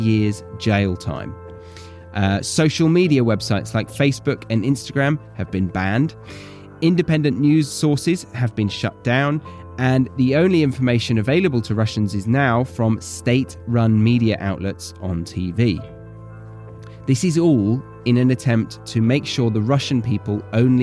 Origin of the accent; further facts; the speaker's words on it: United Kingdom; as a British person and Westerner